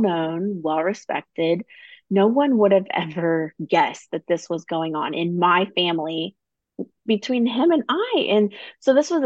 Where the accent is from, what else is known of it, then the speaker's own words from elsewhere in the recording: Midwest, United States; I grew up in the Midwest, you know, a small town where everybody knows everybody